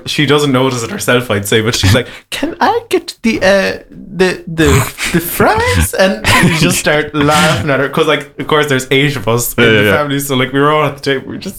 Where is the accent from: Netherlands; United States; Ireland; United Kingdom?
Ireland; rural Waterford, Munster; a man from rural Waterford